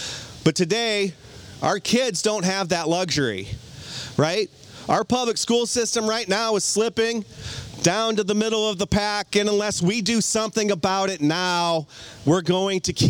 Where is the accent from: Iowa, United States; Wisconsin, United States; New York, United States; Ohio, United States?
Iowa, United States; Cedar Rapids; now in Clinton, United States; I was born and raised in Cedar Rapids to hardworking parents.